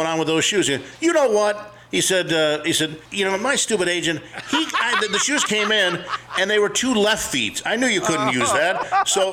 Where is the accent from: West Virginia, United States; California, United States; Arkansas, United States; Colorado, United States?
California, United States; Los Angeles; moved away; I grew up in Los Angeles